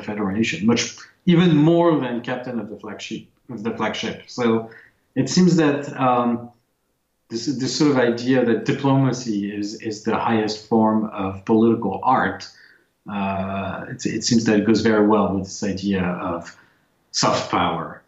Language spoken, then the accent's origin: English; France; moved away; I grew up in France